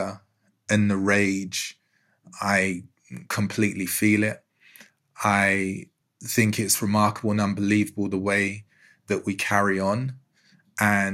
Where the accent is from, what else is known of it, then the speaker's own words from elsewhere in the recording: London, United Kingdom; I grew up in Newham in East London